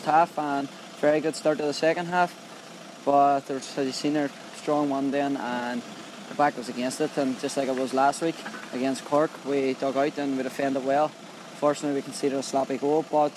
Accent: Derry, Northern Ireland, United Kingdom; Derry City, my hometown

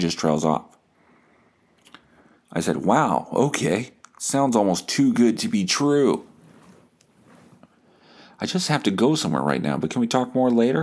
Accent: Winnipeg, Manitoba, Canada; I'm 36, from Winnipeg

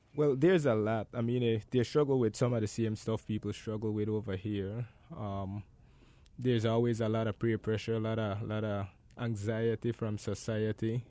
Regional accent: Gales Point, Belize District, Belize; I grew up in Gales Point.

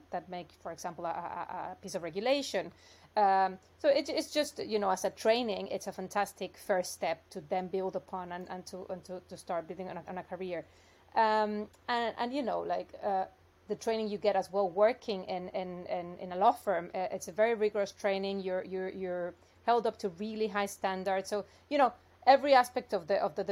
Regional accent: Mexico; moved away as an adult; also born or lived in New York, United States; I'm originally from Mexico, so I studied law there and worked in corporate law for a few years. Then I went to the U.S. to do a master's and stayed working in New York

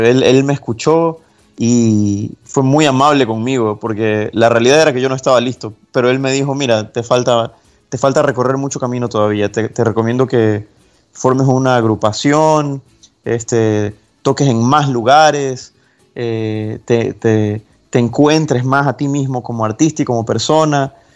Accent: Guayaquil, Guayas, Ecuador; Yo nací en Guayaquil, Ecuador

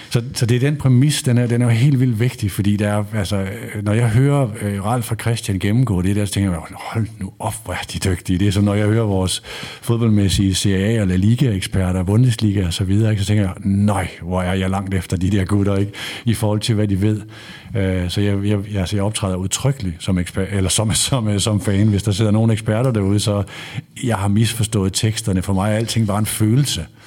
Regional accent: North Jutland, North Denmark Region, Denmark; jeg er fra Nordjylland

